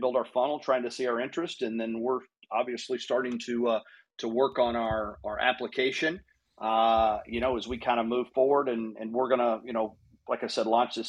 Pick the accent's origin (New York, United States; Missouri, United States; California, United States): Missouri, United States; near St. Louis; now in Arizona, United States; I grew up in the Midwest. I grew up near St. Louis